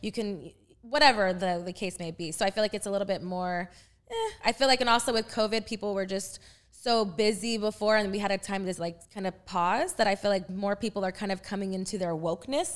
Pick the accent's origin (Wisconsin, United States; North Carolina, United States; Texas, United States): Texas, United States; moved away as an adult; now in Los Angeles, United States; I'm from Texas